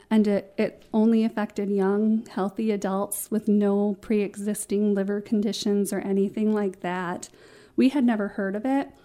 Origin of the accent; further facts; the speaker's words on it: Escanaba, Michigan, United States; also born or lived in Erie, Pennsylvania; I was from the Escanaba area